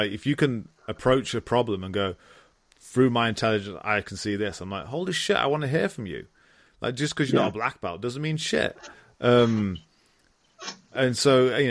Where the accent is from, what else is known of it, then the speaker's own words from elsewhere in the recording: Stafford, West Midlands, United Kingdom; I'm a kid from Stafford, England.